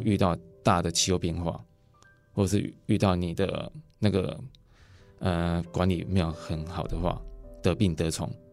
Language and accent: Chinese; Fuxing, Changhua County, Taiwan; 我们是彰化福兴